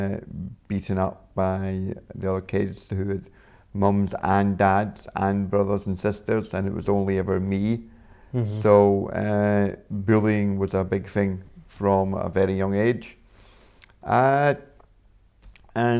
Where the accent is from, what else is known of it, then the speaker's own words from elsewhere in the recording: Glasgow, Scotland, United Kingdom; I was born with my accent, you can probably tell. I was born in Scotland, up in Glasgow, not far from here. And for the first 6-7 years, I lived with my mum and my grandparents.